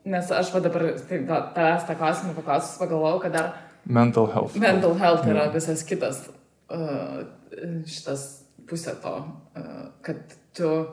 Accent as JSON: {"language": "Lithuanian", "country": "Lithuania"}